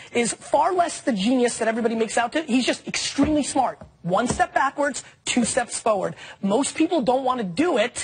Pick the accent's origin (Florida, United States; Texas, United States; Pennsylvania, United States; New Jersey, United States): New Jersey, United States; Edison; also born or lived in Russia; I was born in Russia, came here as a little kid, and the first way I became Americanized was by watching the 82 Jets season. That's when the other kids accepted me in Edison, New Jersey.